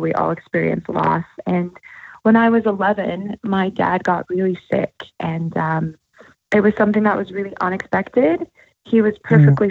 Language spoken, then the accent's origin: English; Thornton, Colorado, United States; I am from Thornton, Colorado, and which is just outside of Denver